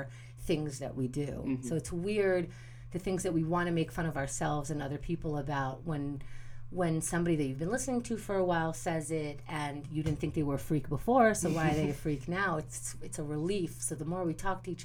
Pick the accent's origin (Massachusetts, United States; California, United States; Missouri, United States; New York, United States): New York, United States; New York City; also born or lived in Israel; I was born in Israel, and I grew up in Queens since I was 4.